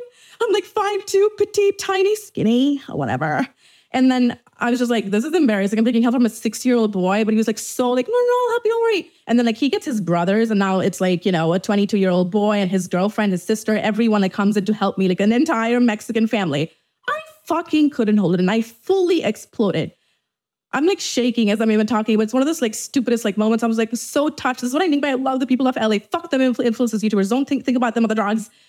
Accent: Dubai, United Arab Emirates; moved away as an adult; now in Los Angeles, United States; I was brought up in Dubai my entire life, but you know, I'm Indian

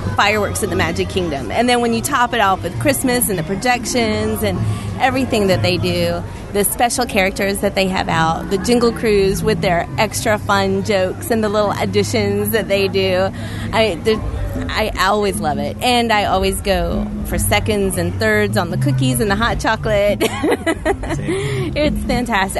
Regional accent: North Carolina, United States; now in Florida, United States; growing up in North Carolina

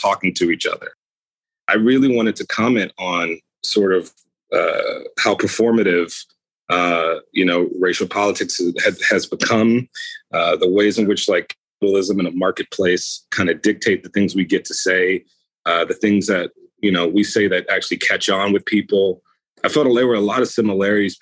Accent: United States; I grew up in America

